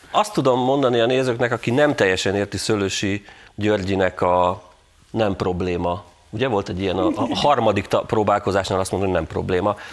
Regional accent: Tatabánya, Komárom-Esztergom, Hungary; Tatabányán jártam, ami az én szülővárosom

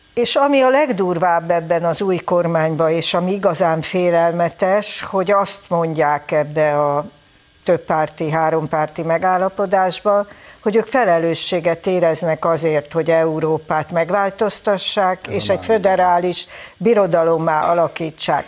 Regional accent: Hungary; büszke magyarok vagyunk

